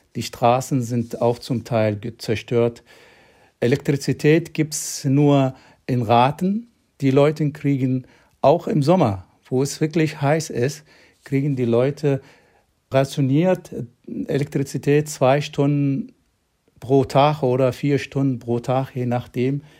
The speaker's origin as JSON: {"language": "German", "region": "Aden", "country": "Yemen", "tie": "born or raised there", "moved": "yes", "lives_now": "Germany", "said": "Ich bin eigentlich in einem Dorf in der Nähe von Aden geboren, 1962"}